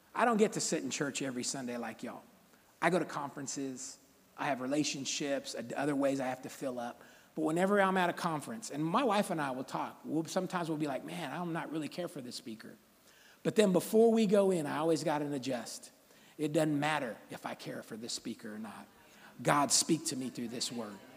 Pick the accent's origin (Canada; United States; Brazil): United States; Sacramento, California; I grew up right here in South Sacramento, Valley High School